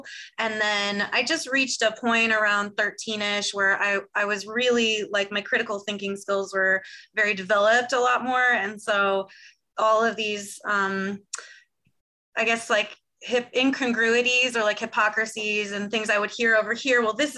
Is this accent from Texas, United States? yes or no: no; California, United States; born or raised there